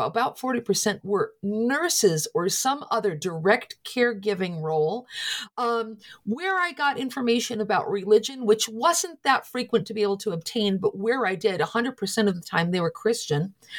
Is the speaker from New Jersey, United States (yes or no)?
no; Scranton, Pennsylvania, United States; I'm from Scranton, Pennsylvania. My family and friends are largely there